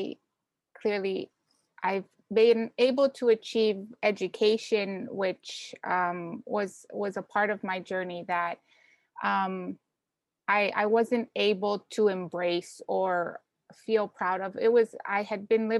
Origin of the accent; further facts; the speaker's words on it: Canada; also born or lived in Ecuador / New Orleans; I was born in Ecuador, came to Canada when I was young, and then we had gone back when I was 13